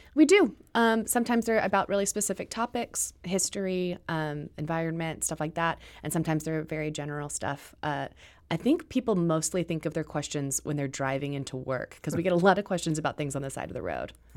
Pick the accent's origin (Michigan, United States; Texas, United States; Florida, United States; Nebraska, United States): Texas, United States; Dallas; moved away as an adult; now in St. Louis, United States; I'm from Dallas, Texas, and I'm, I moved here during, uh, the, the Rangers Cardinals World Series, uh, in two thousand eleven